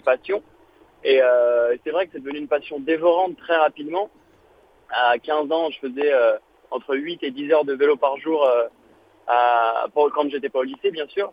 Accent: Paris, Île-de-France, France; also born or lived in New York, United States; je viens de Paris

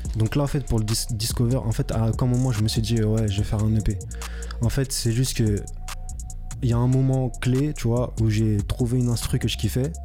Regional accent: France; also born or lived in Paris region; je suis français

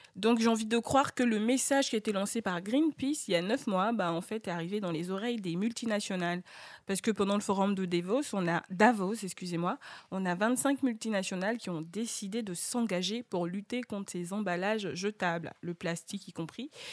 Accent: Côte d’Ivoire; chez nous, en Côte d'Ivoire

